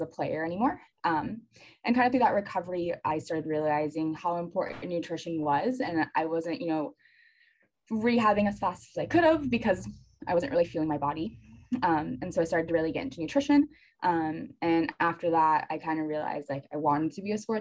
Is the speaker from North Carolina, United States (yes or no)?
yes; North Carolina, United States; I grew up in North Carolina, so UNC was right down the road.